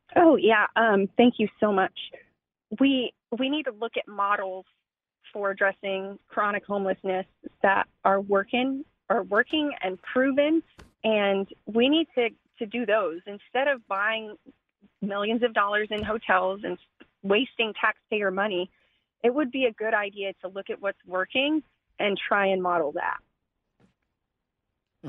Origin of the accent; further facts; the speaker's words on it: Austin, Texas, United States; I was born and raised in Austin